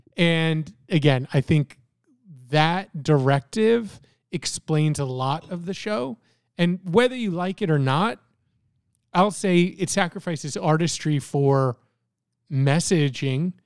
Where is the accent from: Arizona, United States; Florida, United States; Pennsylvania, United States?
Florida, United States; born or raised there; moved away as an adult; also born or lived in Canada; now in Virginia Beach, United States